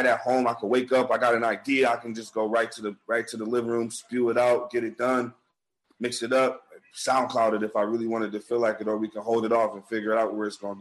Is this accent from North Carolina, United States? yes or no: no; Buffalo, New York, United States; we're really from Buffalo, like east side of Buffalo